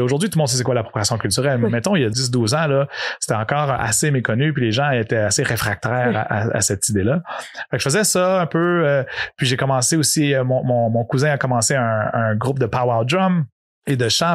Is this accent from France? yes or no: no; Montreal, Quebec, Canada; also born or lived in Yamaska, Quebec / Odanak, Quebec; à l'âge de 5 ans, je suis, j'ai déménagé à Montréal. Fait que moi, je me considère vraiment Montréalais dans l'âme